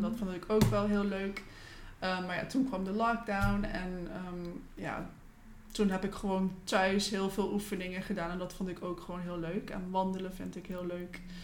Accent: Curaçao; also born or lived in Netherlands; ik kom oorspronkelijk uit Curaçao. Daar ben ik geboren en getogen.

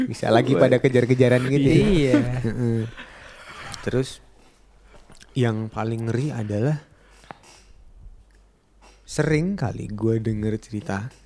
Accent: Papua, Indonesia; gue dulu lahir dan kecil di Papua, di salah satu kabupaten di Papua.

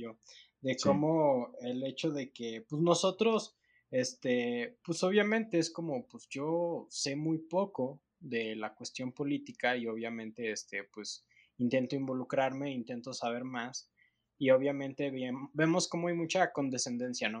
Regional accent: Mexico; nosotros como mexicanos

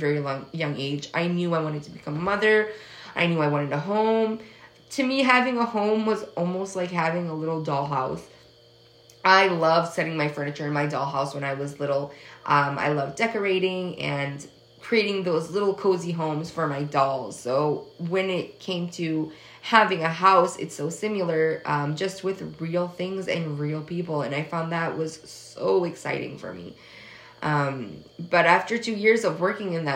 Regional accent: Massachusetts, United States; moved away; also born or lived in Atlantic Canada; I grew up in Massachusetts, so I went to an all-English school, and my main language was English growing up.

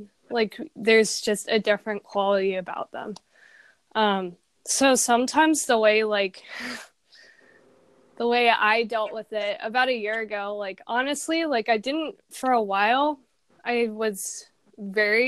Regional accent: San Diego, California, United States; I'm from San Diego, California

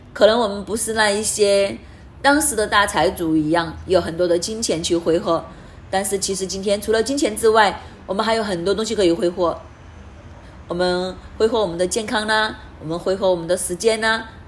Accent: Hong Kong; moved away; also born or lived in Canada; 我们香港人， 我们记得当时我们去到加拿大

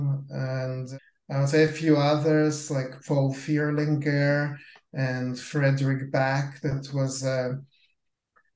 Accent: Lithuania; moved away; I was born in Lithuania, so we grew up on a very different type of animation than North American kids

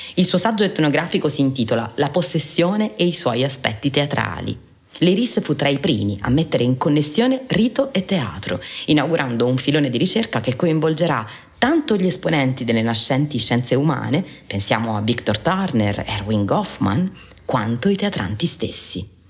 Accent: Taranto, Apulia, Italy; Taranto, la mia città d'origine

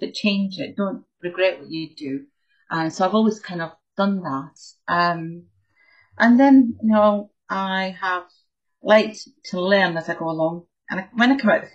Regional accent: Scotland, United Kingdom; So I grew up in Scotland

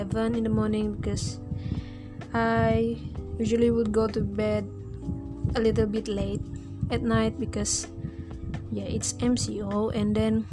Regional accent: Sabah, Malaysia; moved away as an adult; also born or lived in Tanjung Malim; I just got back here in my hometown in Sabah

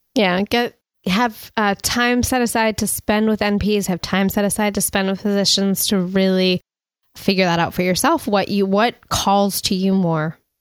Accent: United States; also born or lived in Montreal, Canada; I'm originally from the United States.

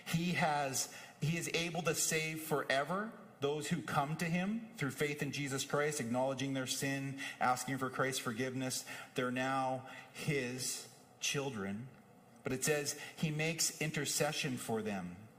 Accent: Whitewood, Saskatchewan, Canada; moved away; Both my home in Saskatoon and my home growing up in Whitewood

